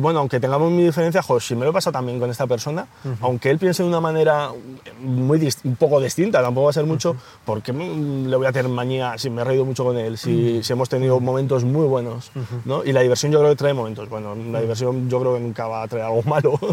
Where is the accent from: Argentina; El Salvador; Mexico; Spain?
Spain; Ocaña, Castilla-La Mancha; moved away as an adult; now in Madrid, Spain; mi hermano y yo somos toledanos, eh, de, Ocaña, un pueblo de Toledo